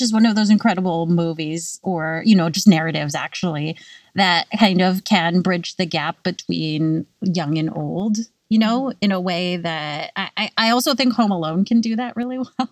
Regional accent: California, United States; now in New York, United States; I grew up in California

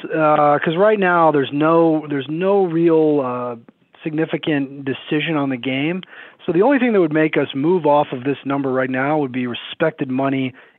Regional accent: Washington, District of Columbia, United States; I'm from the Washington, D.C. area.

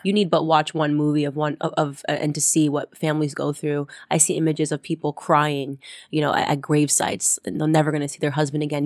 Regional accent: Stamford, Connecticut, United States; also born or lived in New York City; little Stamford, Connecticut, where I grew up

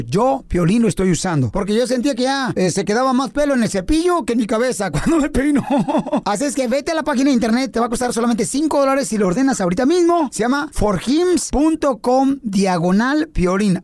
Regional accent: Ocotlán, Jalisco, Mexico; now in United States; yo soy de Ocotlán, Jalisco, la ciudad más bonita del planeta

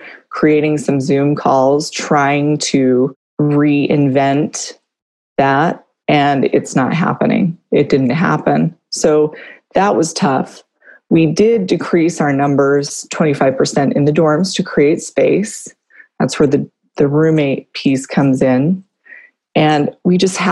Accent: California, United States; moved away as an adult; I'm from California. I've been here for, 18 years

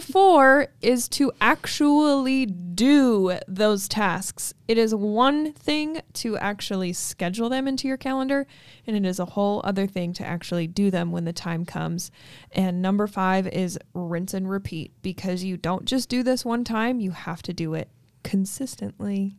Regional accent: Logan, Utah, United States; my hometown

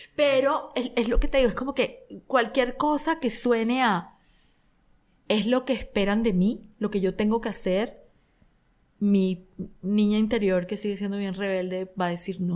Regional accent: Barranquilla, Atlántico, Colombia; Barranquilla, de donde yo soy

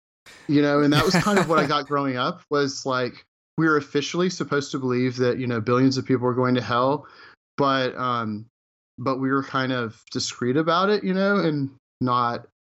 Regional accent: Houston, Texas, United States; moved away; also born or lived in New Orleans; I grew up in Houston, and I grew up in a Texas Baptist family.

